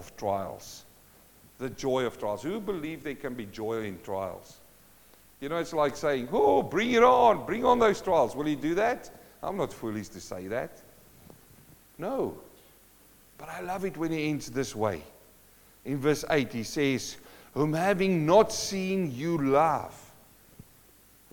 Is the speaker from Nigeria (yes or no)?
no; South Africa; moved away; I come from South Africa in a mining town